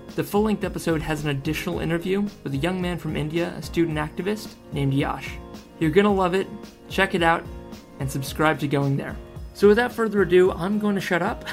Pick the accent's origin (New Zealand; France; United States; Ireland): New Zealand; moved away as an adult; also born or lived in Australia; now in Auckland, New Zealand; I am a New Zealand and I'm a Kiwi under